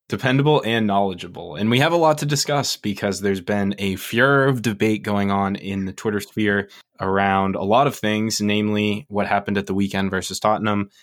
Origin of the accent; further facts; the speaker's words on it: United States; we're American